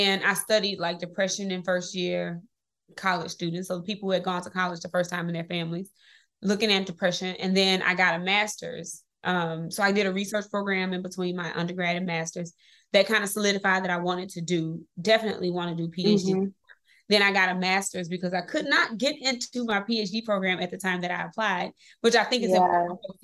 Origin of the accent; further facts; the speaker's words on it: Mississippi, United States; moved away; This is going to be how I get myself out of Mississippi, because I grew up in Mississippi